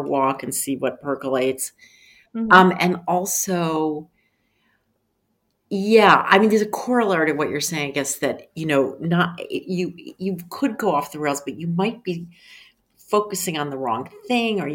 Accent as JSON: {"language": "English", "town": "Philadelphia", "region": "Pennsylvania", "country": "United States", "tie": "born or raised there", "said": "I grew up in Philadelphia"}